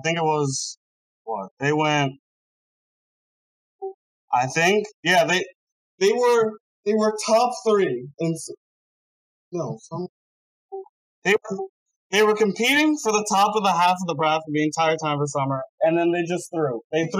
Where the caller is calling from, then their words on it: Broomall, Pennsylvania, United States; Broomall, Pennsylvania.